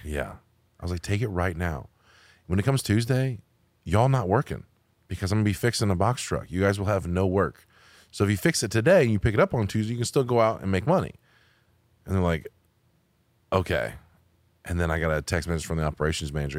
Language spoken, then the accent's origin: English; United States; I'm American